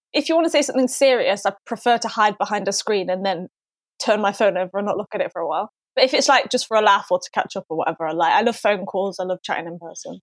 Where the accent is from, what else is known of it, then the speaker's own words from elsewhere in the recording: Manchester, North West England, United Kingdom; also born or lived in London; I'm from Manchester and I went to Warwick Uni